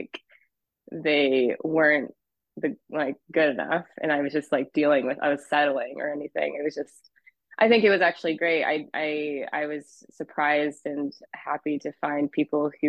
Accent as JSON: {"language": "English", "town": "Boise", "region": "Idaho", "country": "United States", "tie": "born or raised there", "also_born_or_lived": "Hawaii", "moved": "as an adult", "lives_now": "Los Angeles, United States", "said": "I grew up in Boise and was a part of the scene for a long time"}